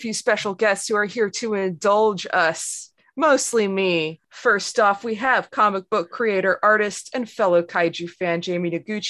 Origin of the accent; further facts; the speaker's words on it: Ontario, Canada; actually both … and this guest is we're both from Ontario